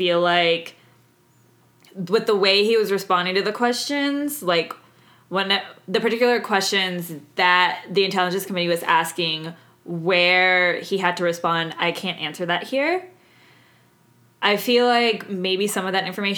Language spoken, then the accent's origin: English; Houston, Texas, United States; my hometown of Houston